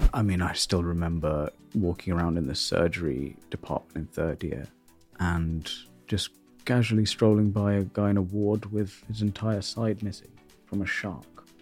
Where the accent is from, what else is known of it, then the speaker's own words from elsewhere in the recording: North India, India; now in United Kingdom; The uni was in South India and I'm North Indian